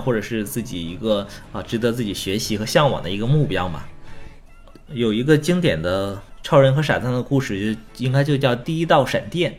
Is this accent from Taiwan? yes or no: no; China; 我们中国人